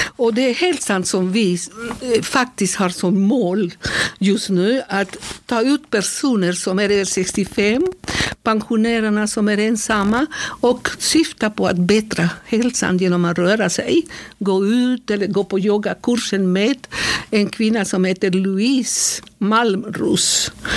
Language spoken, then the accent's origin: Swedish; Bucaramanga, Santander, Colombia; Swedish is a second language; moved away as an adult; also born or lived in Berkeley, California, United States; now in Sweden; jag kommer från Colombia, mm. Santander, mycket nära Venezuela. Yeah. Så eh, Bucaramanga heter den platsen där jag är född.